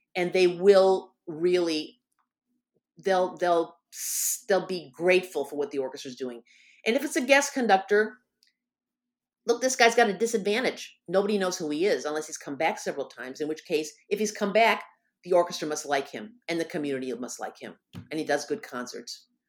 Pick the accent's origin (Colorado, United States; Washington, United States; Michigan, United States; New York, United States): Michigan, United States; moved away as an adult; also born or lived in Bloomington, Indiana; I was gonna move away from Bloomington, Indiana, to my home state of Michigan